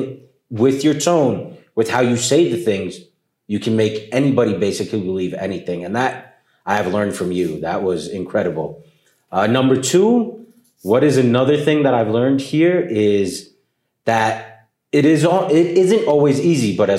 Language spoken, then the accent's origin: English; New York City, New York, United States; moved away as an adult; now in Colombia; they brought me up to New York City. I grew up in New York City